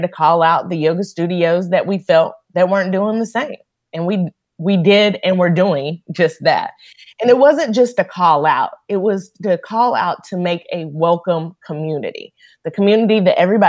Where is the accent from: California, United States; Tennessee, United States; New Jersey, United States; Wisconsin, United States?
Tennessee, United States; Powell; I grew up in Powell, Tennessee.